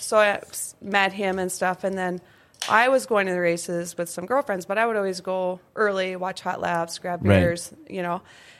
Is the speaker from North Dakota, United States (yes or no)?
yes; Inkster, North Dakota, United States; I grew up in Inkster.